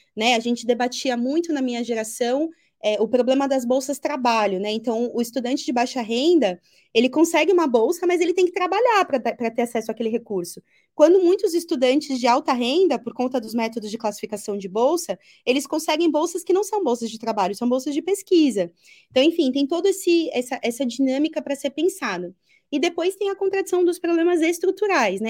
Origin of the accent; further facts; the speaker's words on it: São Paulo, Brazil; Eu cresci no Braz, ali na entre o Parque Dom Pedro e Belenzinho